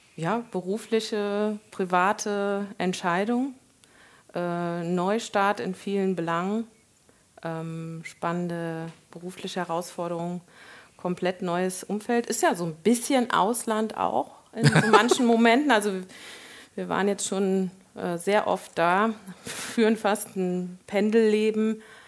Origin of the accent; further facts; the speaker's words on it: Koblenz, Rhineland-Palatinate, Germany; moved away as an adult; also born or lived in Nassau / Munich; Koblenz, da bin ich ja erwachsen geworden